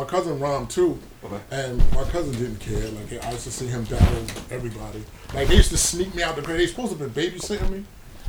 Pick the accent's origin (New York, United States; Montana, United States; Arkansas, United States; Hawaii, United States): New York, United States; Brooklyn; Brooklyn was a very like dangerous time. Very dangerous time. Seeing people, lost a lot of family members to the street.